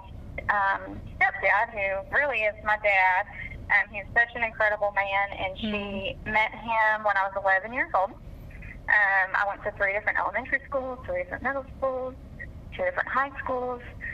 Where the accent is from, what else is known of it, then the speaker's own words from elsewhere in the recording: Norfolk, Virginia, United States; I was born in Norfolk, Virginia